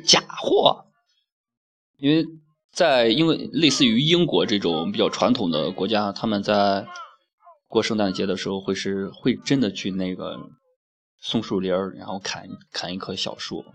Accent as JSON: {"language": "Chinese", "country": "China", "said": "我们中国人因为当局者迷嘛"}